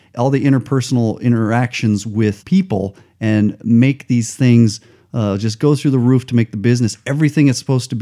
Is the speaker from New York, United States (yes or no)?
no; Albuquerque, New Mexico, United States; moved away; I grew up in Albuquerque